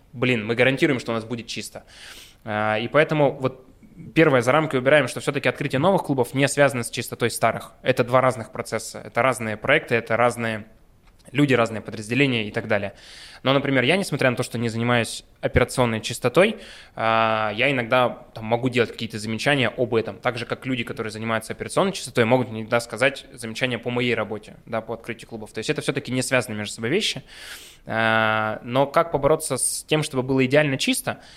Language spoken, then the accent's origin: Russian; Yekaterinburg, Sverdlovsk Oblast, Russia; мы горды и рады, что мы екатеринбуржцы, уральцы, мы родом отсюда